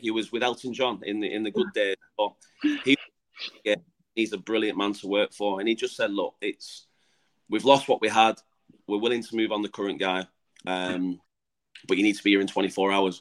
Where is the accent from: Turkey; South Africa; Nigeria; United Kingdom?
United Kingdom; England; moved away as an adult; now in Gibraltar; I've come in as the Englishman.